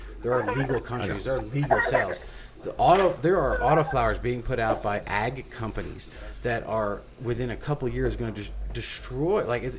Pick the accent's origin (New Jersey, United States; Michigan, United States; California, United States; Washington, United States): New Jersey, United States; now in Colorado, United States; I'm from here. Like I'm from New Jersey.